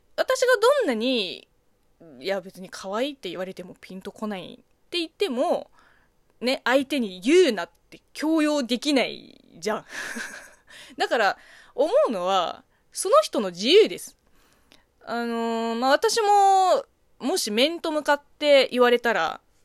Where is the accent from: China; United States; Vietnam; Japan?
China; moved away; 中国生 まれ、中国育ちの私